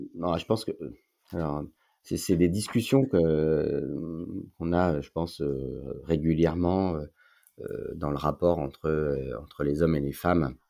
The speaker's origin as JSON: {"language": "French", "town": "Paris", "region": "Île-de-France", "country": "France", "tie": "born or raised there", "also_born_or_lived": "Lyon / Marseille", "moved": "as an adult", "lives_now": "Aix-en-Provence, France", "said": "Je suis parisien, de naissance, oui. Paris 16"}